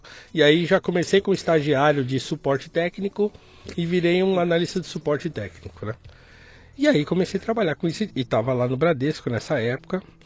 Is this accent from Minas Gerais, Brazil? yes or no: no; São Paulo, Brazil; also born or lived in Guarulhos; Nasci em Guarulhos, uhum. nasci no, no bairro do Gopouva, em Guarulhos. Morei lá até os nove anos. Uhum. Depois a gente mudou para o Jardim Tremembé, onde eu fui criado.